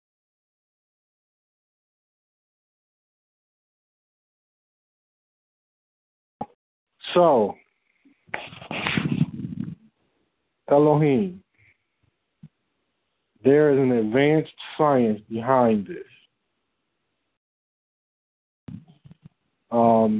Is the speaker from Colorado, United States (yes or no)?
no; Detroit, Michigan, United States; I'm from Detroit.